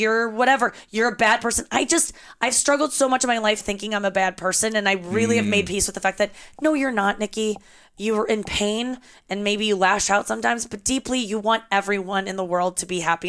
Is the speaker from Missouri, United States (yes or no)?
yes; St. Louis, Missouri, United States; I was raised in St. Louis.